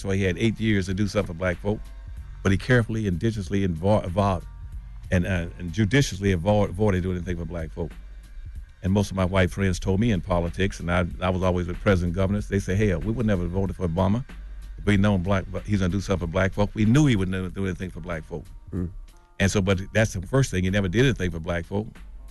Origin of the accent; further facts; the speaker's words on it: Winston-Salem, North Carolina, United States; I grew up in Winston-Salem, North Carolina. Let me use that as an example. Mm-hmm. I grew up in Winston-Salem, North Carolina.